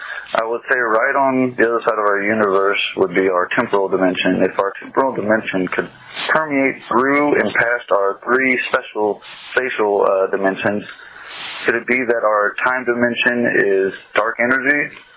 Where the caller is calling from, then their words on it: Illinois, United States; I'm calling from Combs, Illinois